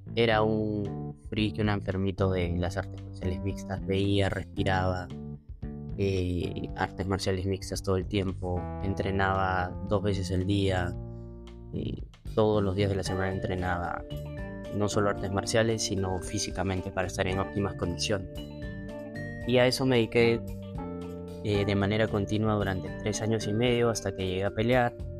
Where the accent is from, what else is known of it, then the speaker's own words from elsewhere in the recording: Lima, Peru; also born or lived in Buenos Aires, Argentina; tengo veintidós años viviendo en Perú